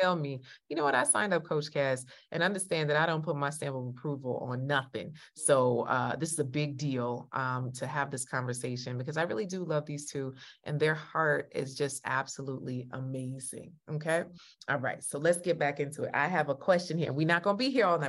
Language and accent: English; Jamaica; You know I'm Jamaican, right?